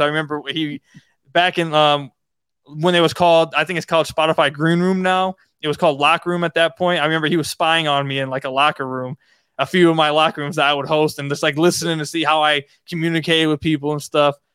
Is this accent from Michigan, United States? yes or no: yes; Detroit, Michigan, United States; I was born in Detroit